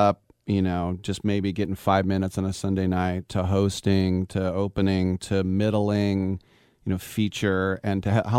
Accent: Bay Area, California, United States; also born or lived in London; Growing up in the Bay Area, you know, we have everyone from every culture.

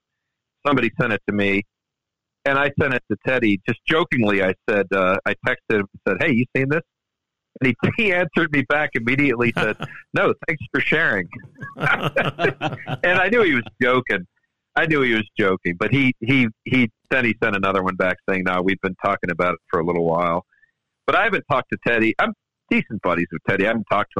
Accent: Maryland DC area, United States; I grew up in the Maryland DC area

